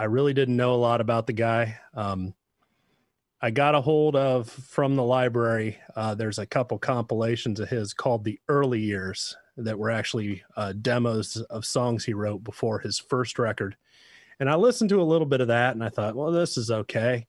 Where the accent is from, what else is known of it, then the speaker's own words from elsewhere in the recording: Central Ohio, United States; I was raised in Central Ohio.